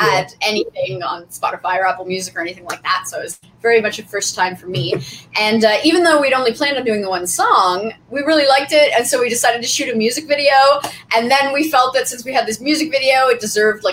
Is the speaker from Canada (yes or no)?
yes; Nova Scotia, Canada; moved away as an adult; also born or lived in Newfoundland; now in Toronto, Canada; I'm originally from Nova Scotia